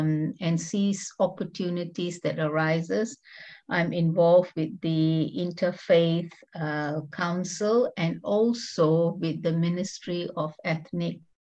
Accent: Singapore; moved away as an adult; now in New Zealand; Originally, I'm from Singapore, and I have been in New Zealand for over 25 years.

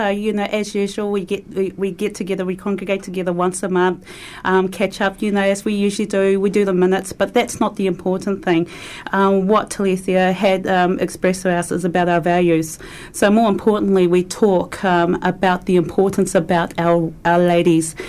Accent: Auckland, New Zealand; moved away as an adult; now in Christchurch, New Zealand; I'm originally from Auckland, and I've been living in Otatahi, Christchurch for about 9 years now.

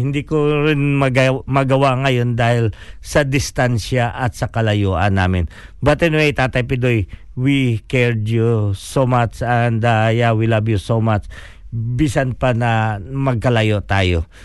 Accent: Philippines; we are a Filipino

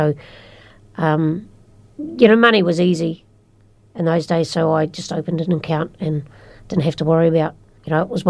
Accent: Wellington, New Zealand; born or raised there

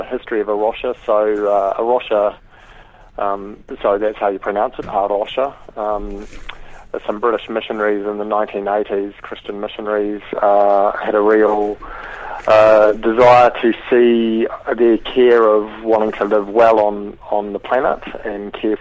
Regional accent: New Zealand; I guess growing up in New Zealand

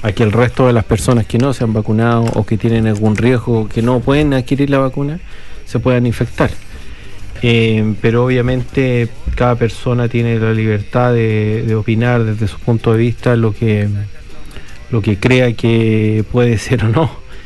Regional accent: Chile; now in New Zealand; Nosotros, si bien somos chilenos

